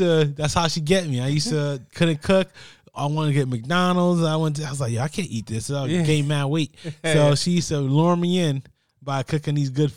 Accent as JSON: {"language": "English", "country": "Jamaica", "said": "I'm Jamaican."}